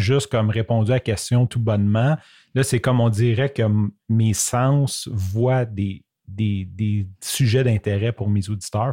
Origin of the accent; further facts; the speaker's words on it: Quebec, Canada; accent: québécois; mon accent québécois